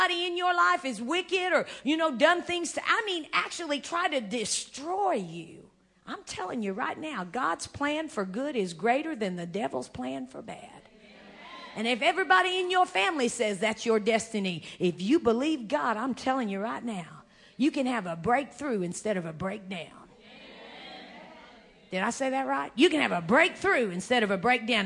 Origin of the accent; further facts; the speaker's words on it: United States; I'm an American, you know, Indian